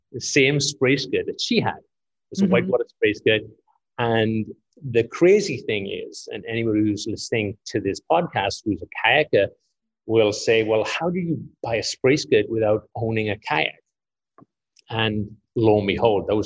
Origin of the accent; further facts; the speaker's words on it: Wales, United Kingdom; moved away as an adult; now in Boulder, United States; I have a bit of an accent, so I'm not local. I'm from Wales, but I've lived in the United States since